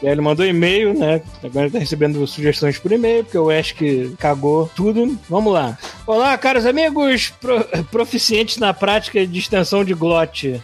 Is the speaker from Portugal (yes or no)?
no; Brazil; moved away; eu sou brasileiro